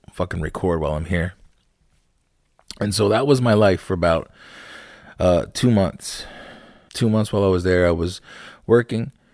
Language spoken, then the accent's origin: English; Lancaster, Pennsylvania, United States; also born or lived in Landisville, Pennsylvania; I grew up in Lancaster, born and raised